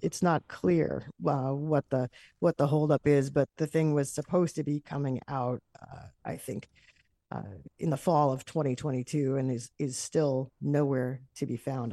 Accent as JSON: {"language": "English", "country": "United States", "said": "as an American"}